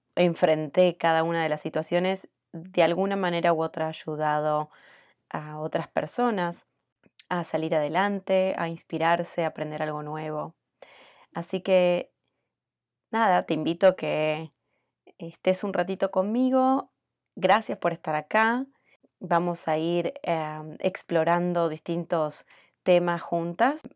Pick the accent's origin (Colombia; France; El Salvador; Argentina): Argentina; moved away as an adult; now in United States; soy argentina hace 18 años que vivo en Estados Unidos